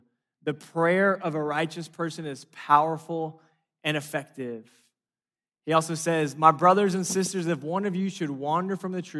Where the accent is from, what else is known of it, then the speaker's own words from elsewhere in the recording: Los Angeles, California, United States; And I grew up in Los Angeles. We have these like 7-lane highways.